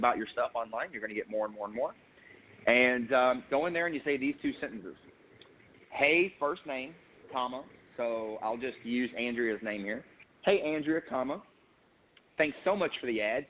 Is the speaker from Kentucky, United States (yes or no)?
yes; Eastern Kentucky, United States; now in Texas, United States; I grew up in Eastern Kentucky